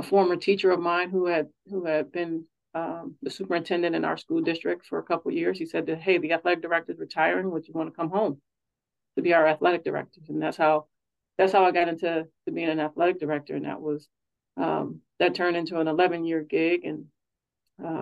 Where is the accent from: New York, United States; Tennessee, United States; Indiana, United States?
Indiana, United States; Hammond; moved away as an adult; also born or lived in Louisiana; now in Oregon, United States; I am born and raised in Hammond, Indiana, which is a town just south and east of downtown Chicago